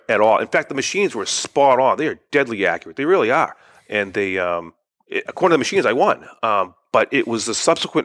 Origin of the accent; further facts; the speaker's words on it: Woburn, Massachusetts, United States; I grew up in Woburn